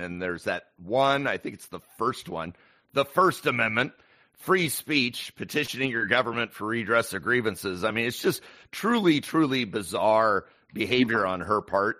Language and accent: English; Yakima, Washington, United States; I was born and raised in Washington, a small town called Yakima, which is kind of in the center of the state